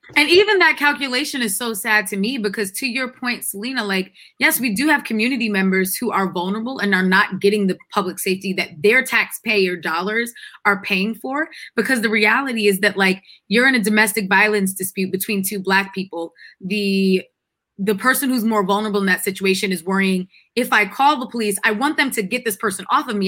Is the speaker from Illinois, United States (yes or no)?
no; Freeport, New York, United States; moved away; My hometown is a is an incorporated village. We have our own police force. I can go back to Freeport Village in New York